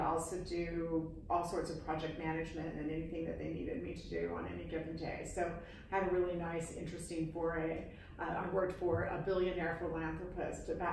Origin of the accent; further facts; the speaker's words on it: Utah, United States; moved away as an adult; now in New York, United States; I'm a transplanted New Yorker. I grew up in Utah. Moved to New York shortly after graduating from college